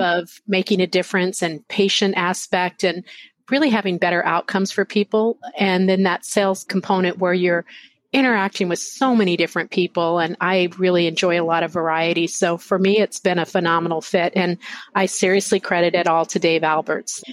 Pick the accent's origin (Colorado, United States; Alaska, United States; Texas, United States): Texas, United States; Lubbock; also born or lived in Arizona; now in San Diego, United States; I actually grew up in Texas in a small uh, little place, Lubbock, Texas